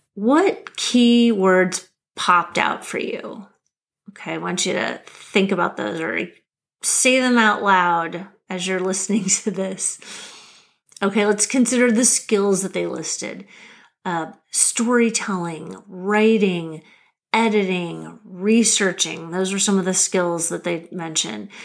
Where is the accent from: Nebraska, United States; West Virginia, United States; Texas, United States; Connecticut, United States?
Nebraska, United States; Lincoln; moved away as an adult; also born or lived in Massachusetts / Washington, District of Columbia, United States; I'm a Nebraska girl. I grew up in Lincoln, Nebraska